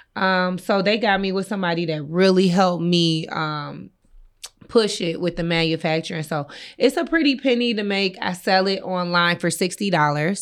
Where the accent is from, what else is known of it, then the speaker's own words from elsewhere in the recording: Inkster, Michigan, United States; I'm from Inkster.